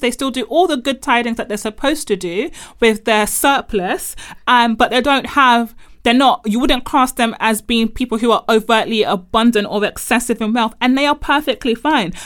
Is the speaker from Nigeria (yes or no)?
yes; Nigeria; as a Nigerian growing up in predominantly black churches